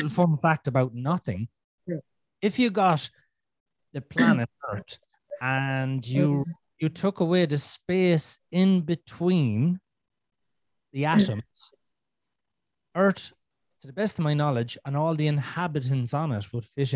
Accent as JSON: {"language": "English", "country": "Ireland", "said": "I'm Irish"}